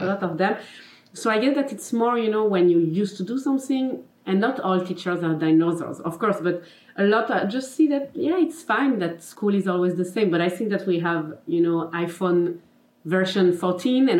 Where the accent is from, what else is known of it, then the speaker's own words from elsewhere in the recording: Geneva, Switzerland; first language French; English is a second language; I'm from Geneva, Switzerland. Mm-hmm. So my mother tongue is French, as you can probably see in my accent.